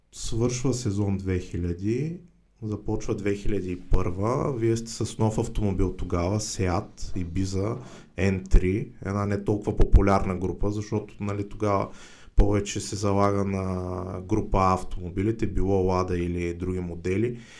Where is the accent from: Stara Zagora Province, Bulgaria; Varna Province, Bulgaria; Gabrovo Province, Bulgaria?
Varna Province, Bulgaria; Varna; сме си от Варна